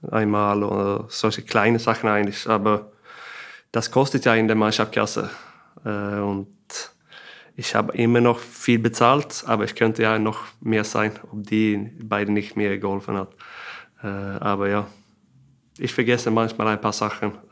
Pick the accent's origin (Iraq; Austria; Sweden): Sweden; Kristianstad, Skåne; German is a second language; er ist auch aus Christianstar, meiner Heimat da.